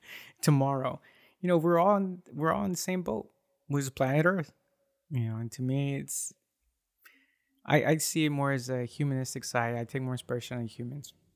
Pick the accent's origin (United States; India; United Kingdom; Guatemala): United States; I was born here in the U S